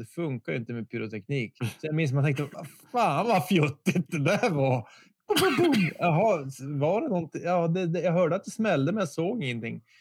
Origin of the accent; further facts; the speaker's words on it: Bosnia & Herzegovina; nu får ni tänka att jag är ju verkligen från Bosnien. Jag, jag, tror inte jag hade varit i Stockholm så många gånger.